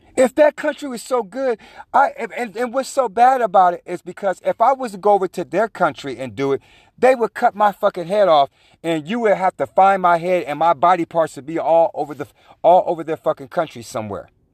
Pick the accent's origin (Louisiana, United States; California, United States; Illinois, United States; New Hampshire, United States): California, United States; I was from California